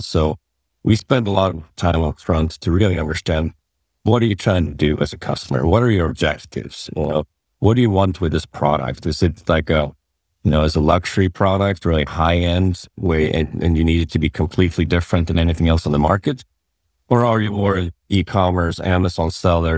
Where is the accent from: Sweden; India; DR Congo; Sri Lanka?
Sweden; moved away as an adult; also born or lived in San Francisco, United States; I grew up in Sweden